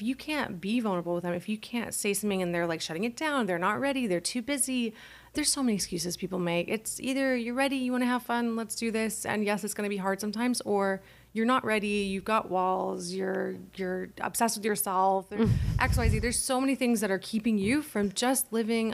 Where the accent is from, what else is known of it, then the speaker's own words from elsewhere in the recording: Calabasas, California, United States; I grew up in Calabasas, super wealthy neighborhood